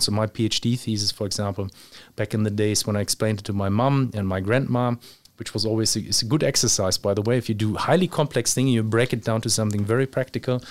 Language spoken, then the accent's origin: English; Germany; moved away; also born or lived in Luxembourg / Australia / Dubai; I grew up physically, I was, uh, in Germany when I was young.